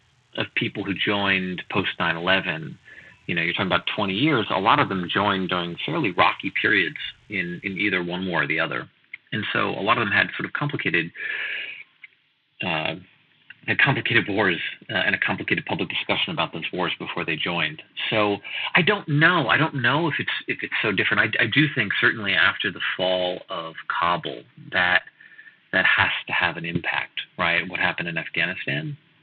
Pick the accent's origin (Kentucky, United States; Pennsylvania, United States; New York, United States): New York, United States; White Plains; now in Queens, United States; White Plains, New York.